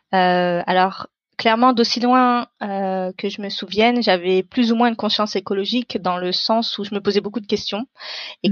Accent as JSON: {"language": "French", "area": "beyond the Paris ring road", "region": "Île-de-France", "country": "France", "tie": "born or raised there", "moved": "as an adult", "lives_now": "Paris, France", "said": "je suis française d'origine indienne. J'habite à Paris aujourd'hui, euh, mais je viens euh, d'au-delà du périph où j'ai mhm. grandi et jusqu'à mes études supérieures"}